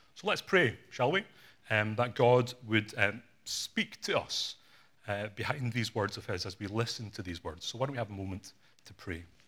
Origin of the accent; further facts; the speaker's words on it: Glasgow, Scotland, United Kingdom; My parents are from Hong Kong. I was born in Glasgow in Scotland